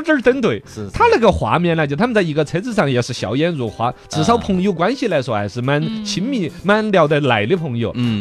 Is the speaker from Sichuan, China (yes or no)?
yes; Sichuan, China; 我们四川人